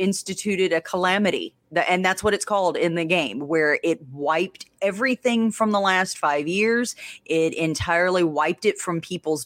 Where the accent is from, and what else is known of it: Louisiana, United States; accent: Louisiana redneck